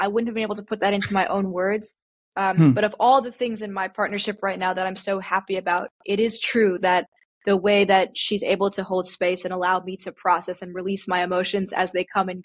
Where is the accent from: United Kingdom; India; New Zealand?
India; being Indian